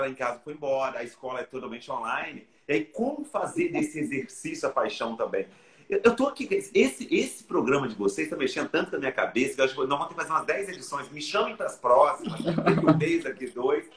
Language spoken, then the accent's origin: Portuguese; Brejetuba, Espírito Santo, Brazil; moved away; de Brejetuba, minha cidade natal